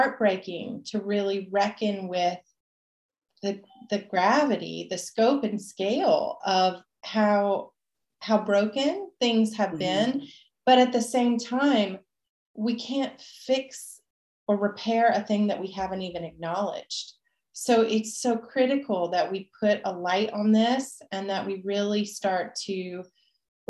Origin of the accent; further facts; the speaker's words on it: Nashville, Tennessee, United States; also born or lived in Puerto Vallarta, Mexico; now in Mexico; I grew up originally in Nashville, Tennessee